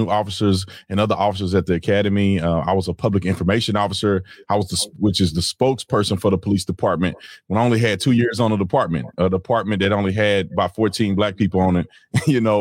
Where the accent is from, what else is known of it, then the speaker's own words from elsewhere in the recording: Fort Worth, Texas, United States; Fort Worth, Texas